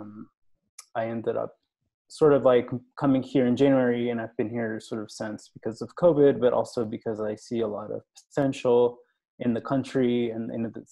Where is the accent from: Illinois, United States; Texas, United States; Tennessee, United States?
Texas, United States; Houston; moved away as an adult; also born or lived in Austin, Texas; now in Mexico City, Mexico; So I grew up in Texas in Houston